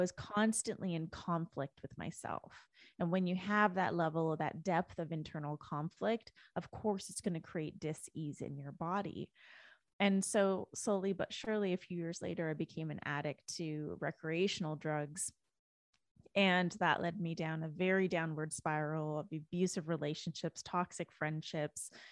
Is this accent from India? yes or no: no; Canada; moved away as an adult; now in United States; I was born and raised in Canada. I didn't move to the U S until twenty thirteen.